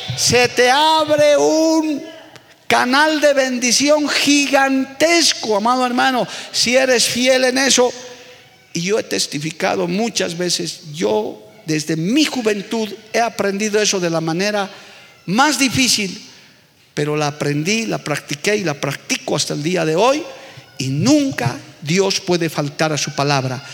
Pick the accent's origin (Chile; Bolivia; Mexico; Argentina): Bolivia; yo como muchos bolivianos vengo de una familia muy necesitada también